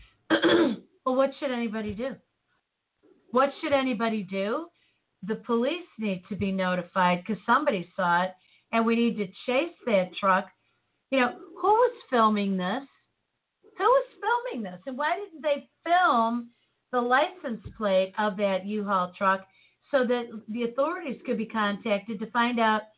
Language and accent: English; Chicago, Illinois, United States; growing up in Chicago